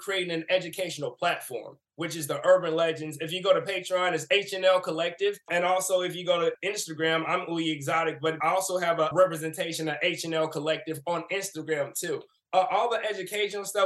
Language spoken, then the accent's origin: English; St. Louis, Missouri, United States; I grew up in St. Louis, Missouri